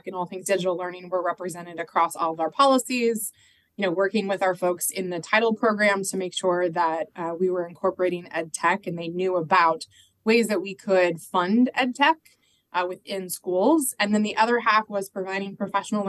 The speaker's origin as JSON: {"language": "English", "town": "Phoenix", "region": "Arizona", "country": "United States", "tie": "born or raised there", "also_born_or_lived": "Omaha, Nebraska / Washington State", "moved": "as an adult", "lives_now": "Washington, D.C., United States", "said": "I grew up in Phoenix, Arizona, went to Arizona State"}